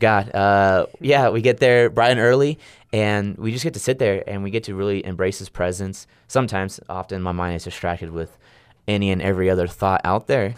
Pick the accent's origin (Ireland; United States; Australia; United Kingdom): United States; Riverside, California; moved away as an adult; now in Stillwater, United States; I come from Southern California, a place called Riverside